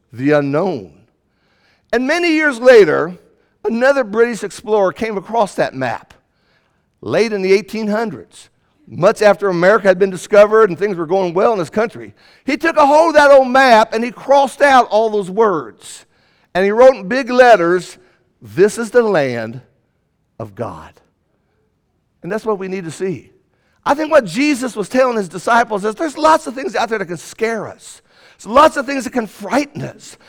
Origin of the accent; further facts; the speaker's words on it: United States; also born or lived in Indiana / Kentucky; Before we are Americans, before we are Hoosiers, We're from the Commonwealth